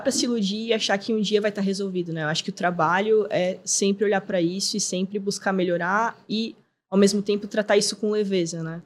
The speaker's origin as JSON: {"language": "Portuguese", "town": "Florianópolis", "region": "Santa Catarina", "country": "Brazil", "tie": "born or raised there", "said": "Eu sou manezinha nascida e criada"}